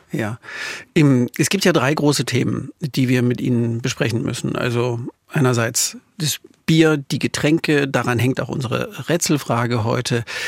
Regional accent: Saxony, Germany; accent: Saxon; meine sächsisch geprägten Ohren

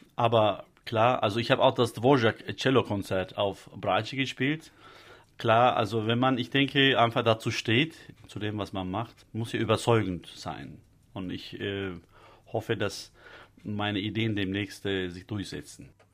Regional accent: Istanbul, Turkey; born or raised there; German is a second language; moved away as an adult; also born or lived in Detmold, Germany

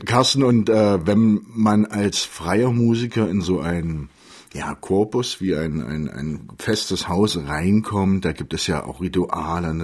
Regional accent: Magdeburg, Saxony-Anhalt, Germany; ich bin Magdeburger

